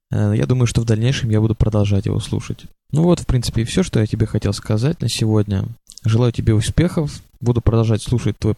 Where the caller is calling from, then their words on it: Moscow, Russia; я из Москвы, в которой как раз сейчас идет дождь.